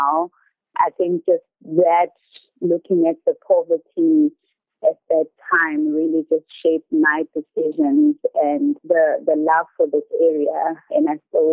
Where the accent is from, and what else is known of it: Mseleni, KwaZulu-Natal, South Africa; born or raised there; English is a second language